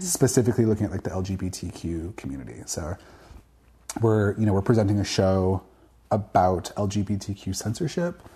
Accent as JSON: {"language": "English", "town": "Victoria", "region": "British Columbia", "country": "Canada", "tie": "born or raised there", "said": "I grew up in Victoria, British Columbia"}